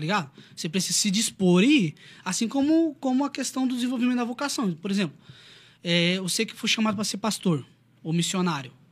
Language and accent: Portuguese; Brazil; brasileiro cristão